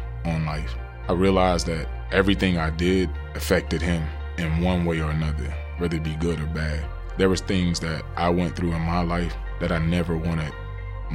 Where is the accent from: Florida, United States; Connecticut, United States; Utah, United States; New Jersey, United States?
Florida, United States; Pahokee; born or raised there